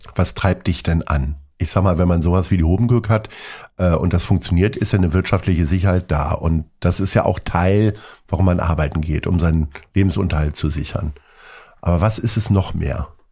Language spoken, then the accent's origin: German; Lower Saxony, Germany; now in Hamburg, Germany; Ich bin ja auch Niedersachse stolz, obwohl bis zur ostwestfälischen Grenze wirklich nur ein paar Kilometer sind